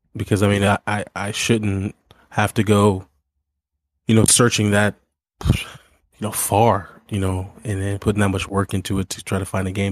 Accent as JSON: {"language": "English", "region": "Missouri", "country": "United States", "tie": "born or raised there", "moved": "yes", "said": "growing up in Missouri"}